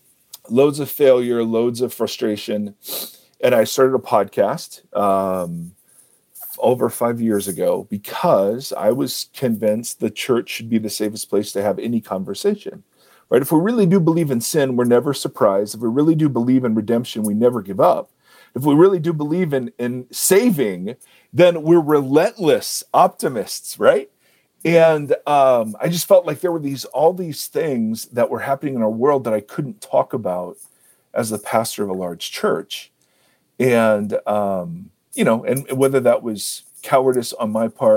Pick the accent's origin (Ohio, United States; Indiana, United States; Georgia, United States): Ohio, United States; moved away as an adult; also born or lived in California; now in Columbus, United States; I grew up in Ohio